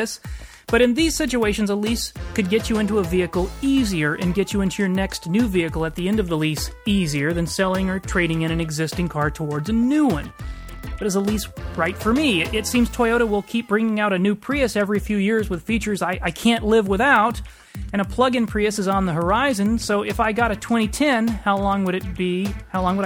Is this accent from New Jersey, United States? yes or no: no; Texas, United States; moved away; I'm from Texas. We don't have snow tires down there